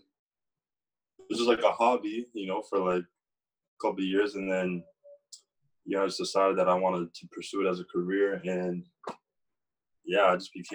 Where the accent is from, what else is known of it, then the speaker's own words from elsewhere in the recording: Durham Region, east of Toronto, Ontario, Canada; I moved probably 20 minutes outside the city when I was 5 years old. So I was raised in an area called Durham